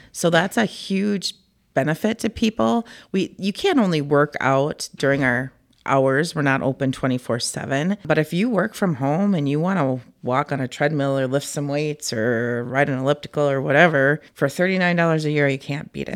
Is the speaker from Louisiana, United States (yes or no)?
no; Cannon Falls, Minnesota, United States; also born or lived in Farmington, Minnesota; I'm from Cannon Falls originally, and they didn't they don't have Park and Rec there